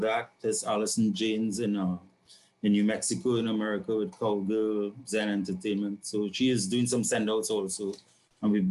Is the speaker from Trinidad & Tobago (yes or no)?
yes; San Fernando, Trinidad & Tobago; now in Port of Spain, Trinidad and Tobago; I was born and grew up in San Fernando, which is the south